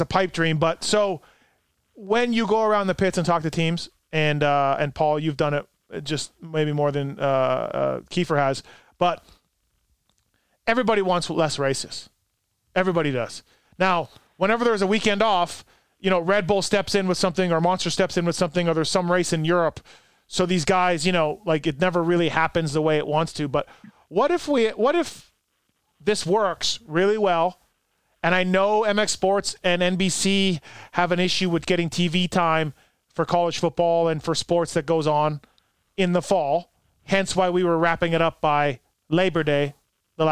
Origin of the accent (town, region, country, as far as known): Canada; now in United States